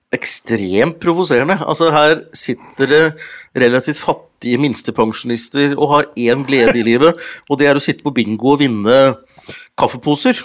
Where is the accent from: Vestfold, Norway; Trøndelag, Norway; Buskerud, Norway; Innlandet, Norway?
Innlandet, Norway; Hunndalen; faren min vant jo TV på bingo hjemme i Hunndalen. Så vi var de første som, hadde TV hjemme i Hunndalen